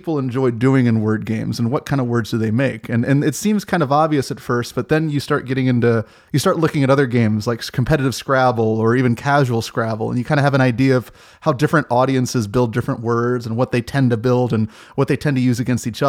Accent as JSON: {"language": "English", "region": "Maryland", "country": "United States", "tie": "born or raised there", "lives_now": "Alexandria, United States", "said": "I'm from the DC metropolitan area. I live in Alexandria. I grew up in Maryland, and I ended up moving right across the bridge."}